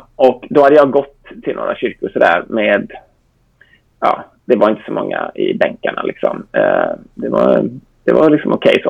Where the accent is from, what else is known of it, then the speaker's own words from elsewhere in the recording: Gothenburg, Västra Götaland, Sweden; jag är uppvuxen i Göteborg sedan 12 års ålder